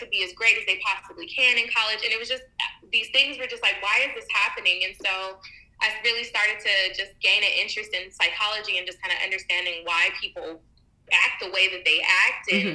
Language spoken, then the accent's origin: English; Lancaster, California, United States; moved away; also born or lived in Palmdale, California; I'm from Lancaster and Palmdale, where there's nothing there.